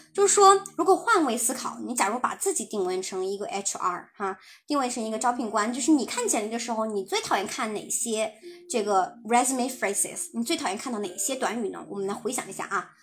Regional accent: China; 我们中国人讲，讲话习惯真的，我很喜欢讲啊，我负责什么什么

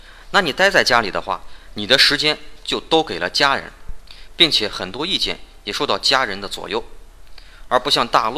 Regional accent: China; 同样，我们大陆 早晚也会经过这么一个自然的发展过程。

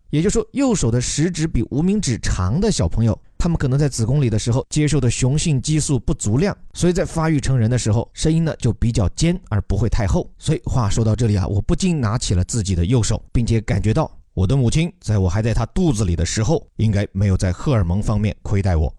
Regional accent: China

